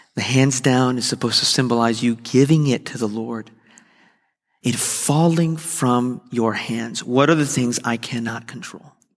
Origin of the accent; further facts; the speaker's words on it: Miami, Florida, United States; moved away as an adult; now in West Palm Beach, United States; I was leaving the church that I discovered my calling in, I had discovered that I would, God had called me to ministry. I'd grown up there